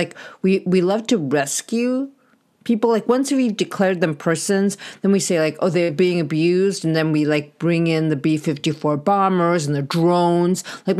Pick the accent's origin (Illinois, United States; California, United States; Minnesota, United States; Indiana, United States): California, United States; California, my home state